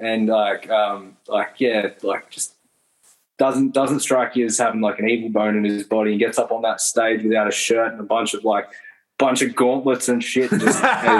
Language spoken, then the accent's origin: English; Brisbane, Queensland, Australia; born and raised in Brisbane